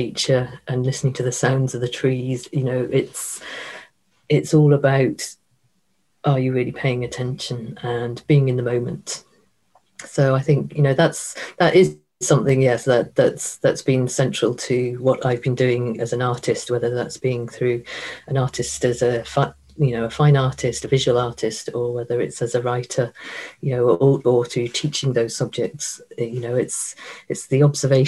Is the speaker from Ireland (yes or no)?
yes; Ireland; we all grow up with our myths being taught to us in junior school